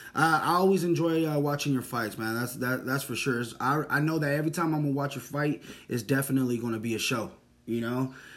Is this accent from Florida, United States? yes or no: no; Northern California, United States; I was born and raised in Northern California, man, so I'm a Raider fan.